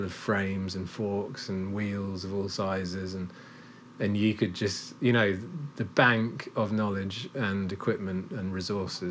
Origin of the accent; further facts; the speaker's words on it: Cambridge, East of England, United Kingdom; now in Clonakilty, Ireland; I grew up in Cambridge